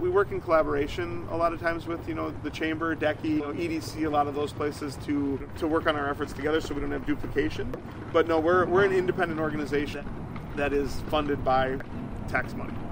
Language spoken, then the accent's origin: English; New Richmond, Wisconsin, United States; moved away as an adult; now in Eau Claire, United States; I used to run movie theaters back in my hometown in New Richmond